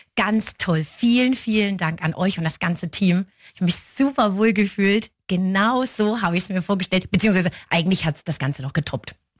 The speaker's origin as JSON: {"language": "German", "town": "Ilmenau", "region": "Thuringia", "country": "Germany", "also_born_or_lived": "Reuendorf, Upper Franconia", "moved": "yes", "lives_now": "Upper Franconia, Germany", "said": "Ich komme eigentlich ursprünglich aus Thüringen, aus Ilmenau"}